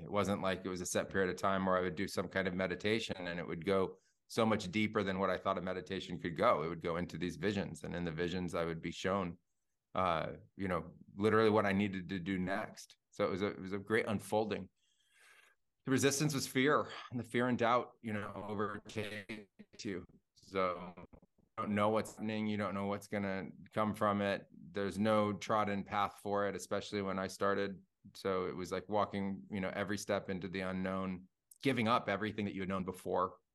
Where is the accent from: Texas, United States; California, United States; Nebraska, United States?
California, United States; Silicon Valley; I grew up in Silicon Valley in the nineties